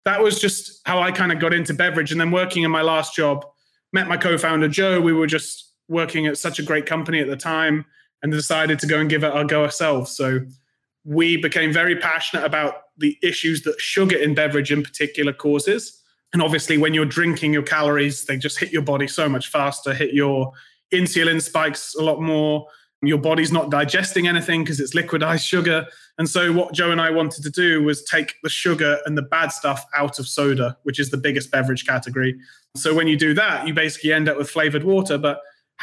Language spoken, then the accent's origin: English; Midlands, United Kingdom; moved away as an adult; also born or lived in London; now in New York, United States; I'm originally from the UK, grew up in the Midlands there, moved to London, and then I moved here actually 2 years today to the US.